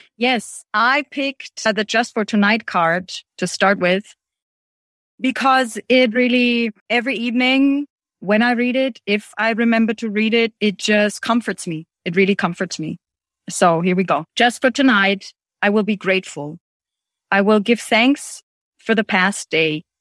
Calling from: Germany; I'm calling in from Germany

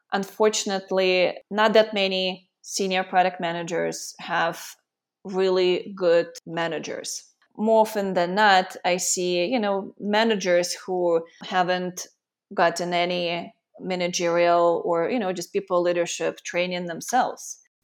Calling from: Costa Rica; I'm calling from Costa Rica, and I've been here for the last two years.

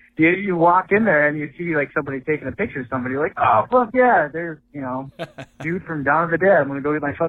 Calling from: Minneapolis, Minnesota, United States; I'm from Minneapolis calling in here.

